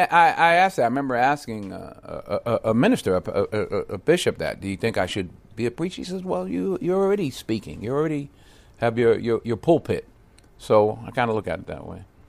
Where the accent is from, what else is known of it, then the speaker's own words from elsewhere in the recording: Mount Vernon, New York, United States; moved away; born and raised in Mount Vernon